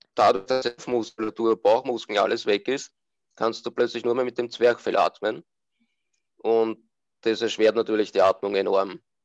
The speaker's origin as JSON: {"language": "German", "country": "Austria", "said": "bin aus Österreich"}